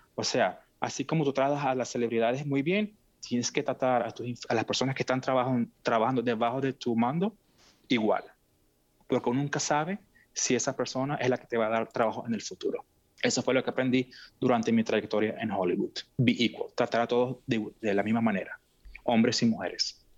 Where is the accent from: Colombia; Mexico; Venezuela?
Venezuela; moved away as an adult; now in Seattle, United States; yo nací en Venezuela, mis padres son de Siria